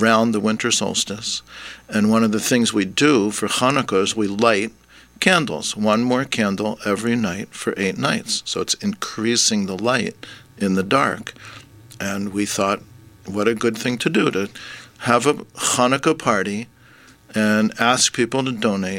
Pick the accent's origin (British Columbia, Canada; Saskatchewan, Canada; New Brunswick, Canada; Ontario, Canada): British Columbia, Canada; Vancouver; moved away as an adult; now in Hamilton, Canada; I'm actually from Vancouver